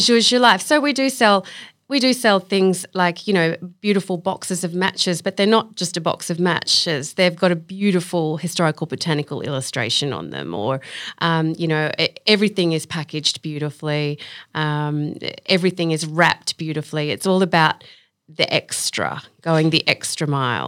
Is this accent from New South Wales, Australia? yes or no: yes; Sydney, New South Wales, Australia; I grew up in Belrose